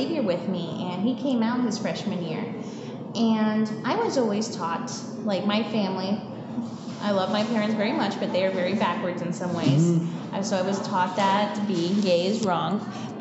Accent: Colgate, Ohio, United States; moved away; I am from, it's a very small town called Colgate, Ohio. 1,000 people in the town

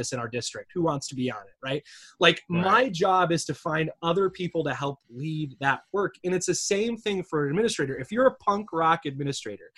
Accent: Michigan, United States; I'm from Michigan. My dad was a UAW member.

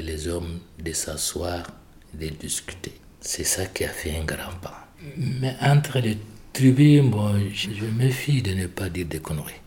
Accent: Mali; now in France; je viens de Mali. J'ai arrivé en France très longtemps parce que euh, moi, je suis de paysan. On est à la limite de Mali et Mauritanie

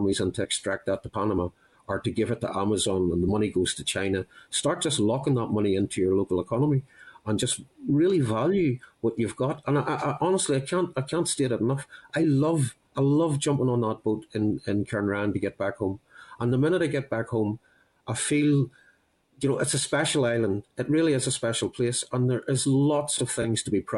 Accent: Northern Ireland, United Kingdom; moved away as an adult; now in Scotland, United Kingdom; I might be in Scotland 29 years, but I'm still from Northern Ireland. It's my home

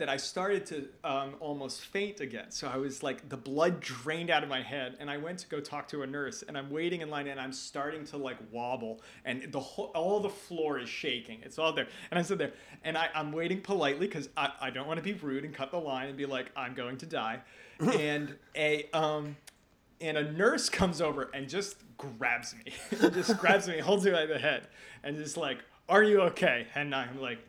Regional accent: United States; now in Norway; I am American

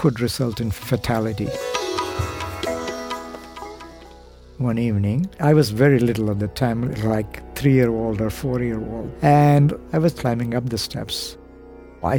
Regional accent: India; I was born in India in a small village called, abbreviated to Tinagar

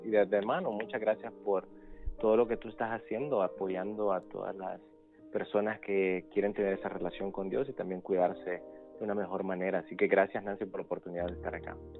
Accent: El Salvador; moved away; also born or lived in San Benito, Texas / Montemorelos, Mexico / Washington, D.C. area; crecí en El Salvador

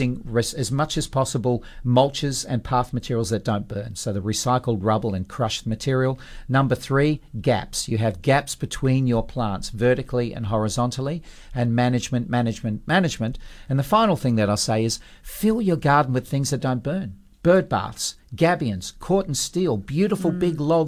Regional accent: Perth, Western Australia, Australia; when we grew up in Perth

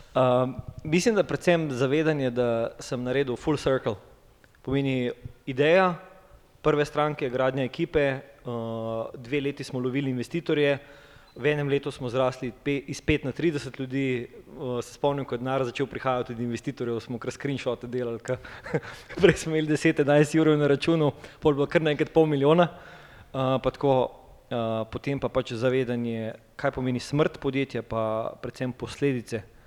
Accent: Ljubljana, Slovenia; prihajam iz Ljubljana

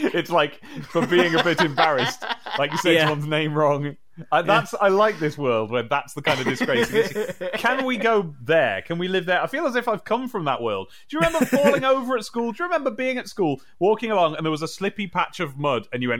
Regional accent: Midlands, United Kingdom; moved away as an adult; I'm from the Midlands, and I've had lived there all my life until I became an adult and left. And I sounded like this roughly when I left, and it's got nothing to do with where I lived.

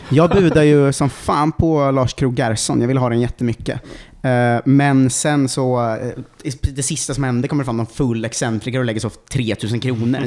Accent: Ljungsbro, Östergötland, Sweden; jag är från Ljungsbro eh, utanför Linköping

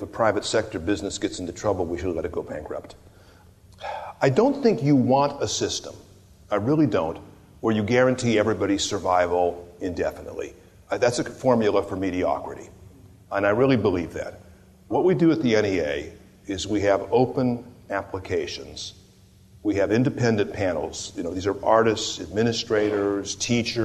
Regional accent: California, United States; moved away as an adult; also born or lived in Sonoma County; I'm a Californian

